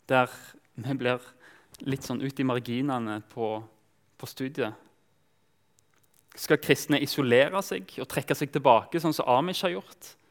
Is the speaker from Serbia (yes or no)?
no; Kenya; also born or lived in Tanzania; jeg vokste opp som misjonærbarn i Kenya og, og, Tanzania. Av og til så, så følte jeg meg fremmed fordi Egentlig bare pga. hudfarge. Jeg snakka språket